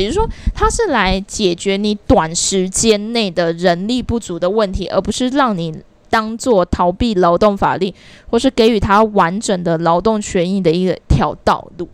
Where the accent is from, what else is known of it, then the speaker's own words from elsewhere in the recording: Taiwan; 我们台湾人真的非常好养